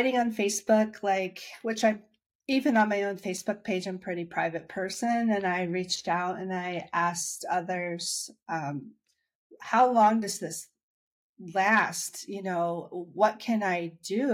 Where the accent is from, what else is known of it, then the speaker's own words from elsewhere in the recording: Dayton, Ohio, United States; moved away as an adult; now in Washington, DC area, United States; I'm from Dayton, Ohio, and I've been living in the DC area for 15 years now.